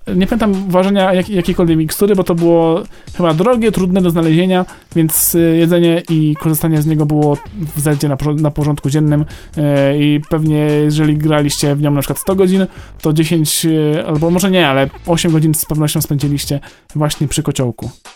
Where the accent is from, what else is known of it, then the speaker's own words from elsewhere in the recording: Greater Poland, Poland; ja jestem z Wielkopolski